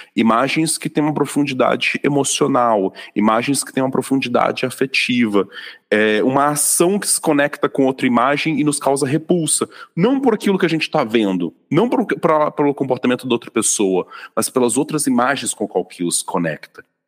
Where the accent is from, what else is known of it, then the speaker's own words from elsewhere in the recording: Vitória, Espírito Santo, Brazil; now in São Paulo, Brazil; já morando aqui em São Paulo, eu fui no final de 2021 para minha cidade natal em Vitória